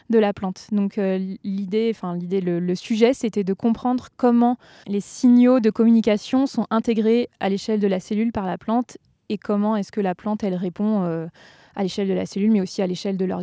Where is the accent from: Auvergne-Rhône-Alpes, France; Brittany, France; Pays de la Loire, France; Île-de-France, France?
Auvergne-Rhône-Alpes, France; Tarentaise, Vanoise massif; le massif de la Vanoise, plutôt en Tarentaise. C'est là où j'ai grandi. Enfin, j'ai passé une grande partie de mon enfance